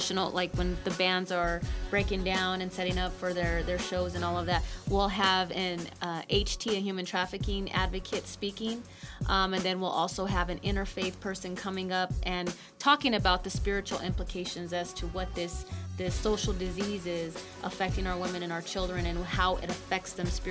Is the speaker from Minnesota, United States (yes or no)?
no; Denver, Colorado, United States; I am from Denver.